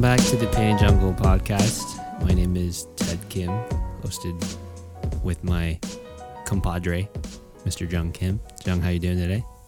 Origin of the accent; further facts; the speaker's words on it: United States; I was born in America.